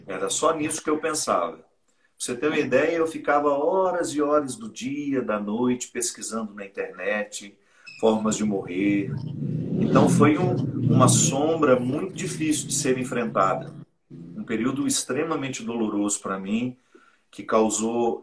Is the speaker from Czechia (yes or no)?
no; Minas Gerais, Brazil; now in Taubaté, Brazil; Sou mineiro, né? Mas moro no Vale do Paraíba há muitos anos.